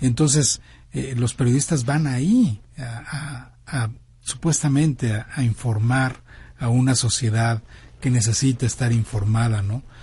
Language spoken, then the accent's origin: Spanish; Mexico